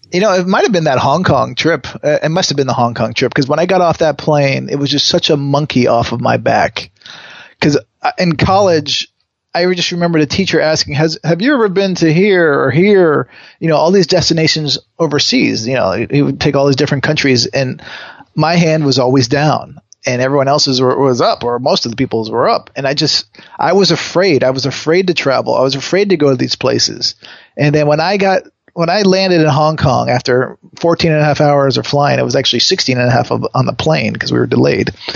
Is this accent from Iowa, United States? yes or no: no; Connecticut, United States; now in Los Angeles, United States; I grew up in Connecticut